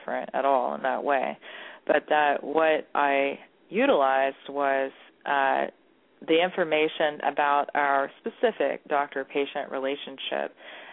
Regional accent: Texas, United States; now in Columbus, United States; I'm Texan

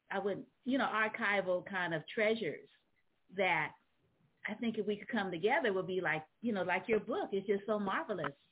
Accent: San Francisco, California, United States; also born or lived in New Orleans; I'm also a Southerner. I was uh, I was born in New Orleans. Ah. Uh, so um, even though I was raised in San Francisco, I still claim uh, New Orleans as my birthplace.

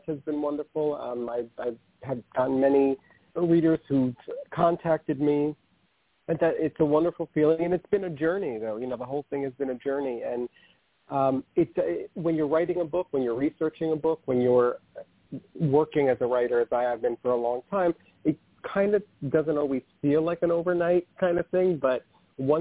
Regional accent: New York City, New York, United States; also born or lived in Manhattan; I was raised in the Bronx

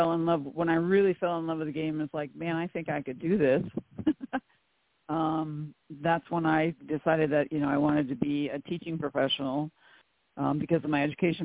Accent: Nebraska, United States; moved away as an adult; also born or lived in Charlotte, North Carolina; I grew up in Nebraska

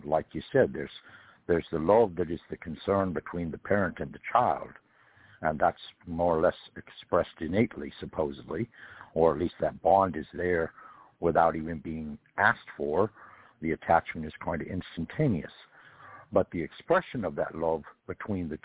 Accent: California, United States; I come from California, and California back in the time that I was born

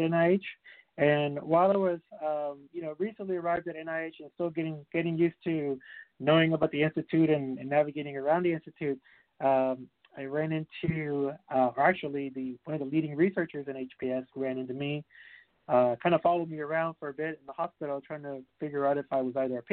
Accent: Puerto Rico; I'm originally from Puerto Rico.

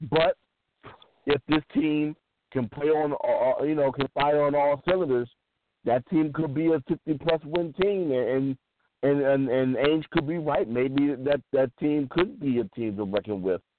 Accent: Missouri, United States; dude, I'm from Missouri. You got to show me.

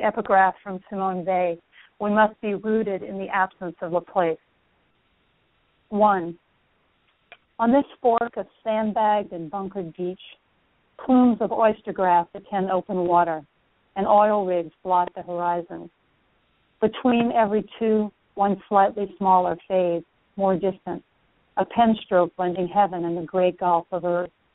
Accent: South Louisiana, United States; moved away as an adult; now in Houston, United States; the Cajun area I grew up in is almost entirely Catholic

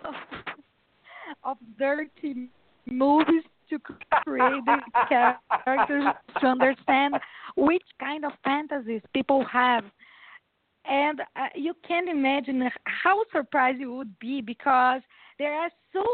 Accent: Brazil; I was born in Brazil. I'm a Brazilian.

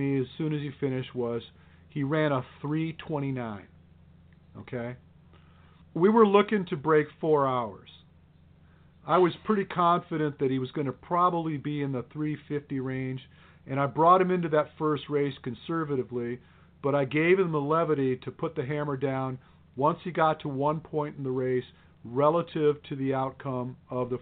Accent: Detroit, Michigan, United States; I came from Detroit

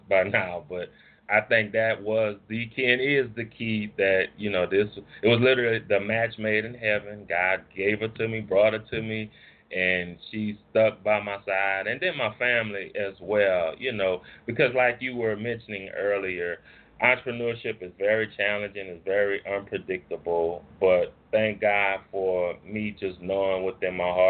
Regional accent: New Orleans, Louisiana, United States; moved away as an adult; now in Monroe, United States; I'm originally from New Orleans, and now I live in a place called Monroe, Louisiana

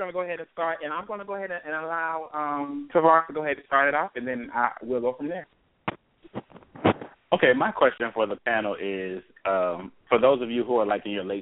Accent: Fort Lauderdale, Florida, United States; from Fort Lauderdale, Florida, and you're listening to the Real Raw and Uncut Anniversary Edition.

